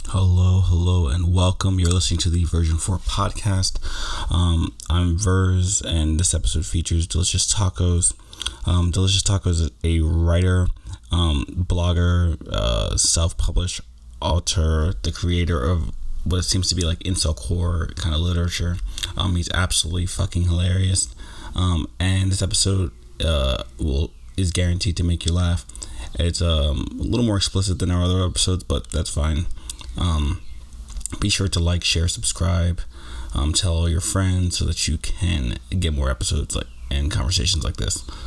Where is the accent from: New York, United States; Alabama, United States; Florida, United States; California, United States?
New York, United States; I grew up in New York